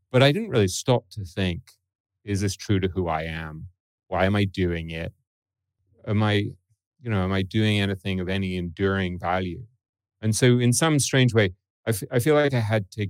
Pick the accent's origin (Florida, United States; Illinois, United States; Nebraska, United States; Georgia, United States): Florida, United States; Boca Raton; I grew up in Boca Raton.